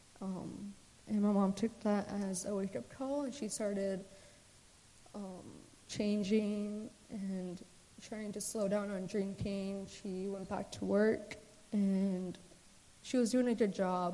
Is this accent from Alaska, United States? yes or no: yes; Anchorage, Alaska, United States; also born or lived in Emmonak, Alaska; I grew up in Anchorage. I was born and raised there with my mom and my older brother, Justin